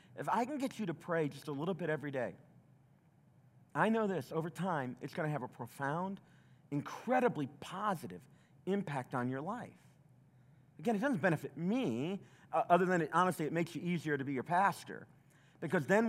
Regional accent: the South, United States; I grew up in the South

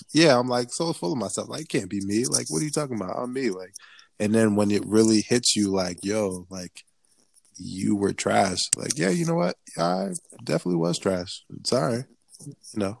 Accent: Liberia; me a Liberian

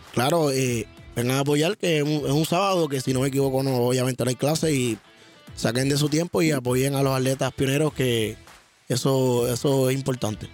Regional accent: Sabana Grande, Puerto Rico; de allá mi pueblo Sama Grande

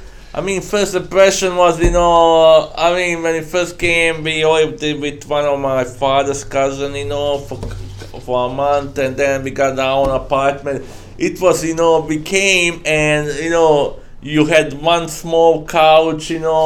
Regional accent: Dubrovnik, Dubrovnik-Neretva County, Croatia; English is a second language; also born or lived in Trebinje, Bosnia and Herzegovina / Germany; now in St. Louis, United States; was born in Dubrovnik, so basically we had a house in Dubrovnik and Trebinje. So most of my time I lived in Dubrovnik, went to school and all that, you know.

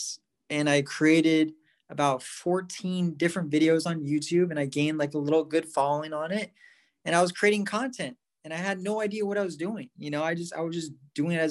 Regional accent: Santa Barbara, California, United States; coming back home to where I grew up in Santa Barbara

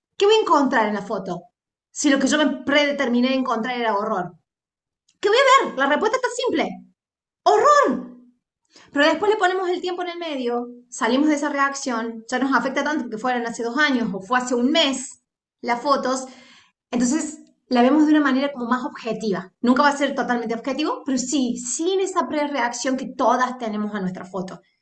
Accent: Argentina; sos argentino

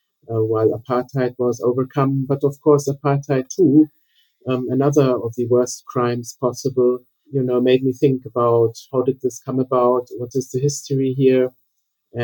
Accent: Germany; also born or lived in Cape Town, South Africa; I was born in Cape Town in South Africa. My parents were German and moved to South Africa for business reasons. So that's why I was lucky to be born there. But my family moved back when I was at the age of 6 to Western Germany at the time

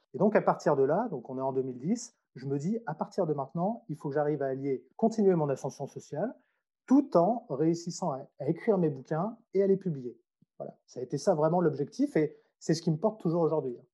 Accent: Troyes, Grand Est, France; moved away as an adult; also born or lived in Strasbourg / Nancy / Lyon / Australia; je suis né à Troyes, c'est une ville qui se trouve, on va dire, entre Paris et Nancy

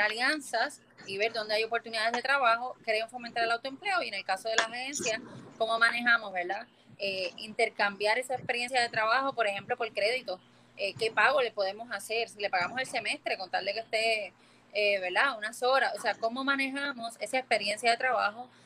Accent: Puerto Rico; moved away; de la misma forma que me fui de Puerto Rico, volví para cambiar esto

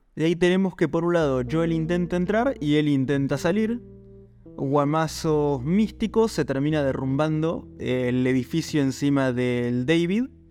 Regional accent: Argentina; nosotros somos argentinos

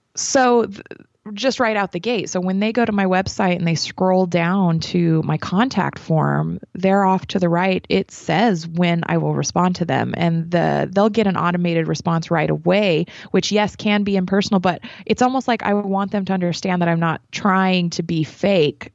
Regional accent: New Mexico, United States; moved away as an adult; now in Las Vegas, United States; I'm originally from New Mexico

